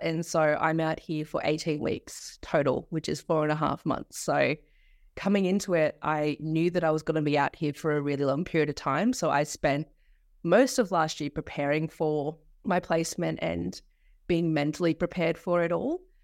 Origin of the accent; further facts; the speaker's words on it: Tweed Heads, New South Wales, Australia; also born or lived in St George, Queensland; from Tweed, 'cause I'm actually in from Tweed. So, yeah, it's a little bit, a little bit out of the way, a little bit far from home